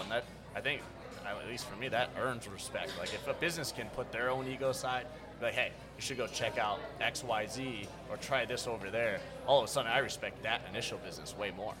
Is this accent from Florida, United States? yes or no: yes; Florida, United States; also born or lived in Virginia / Washington, D.C.; I was born and raised in Florida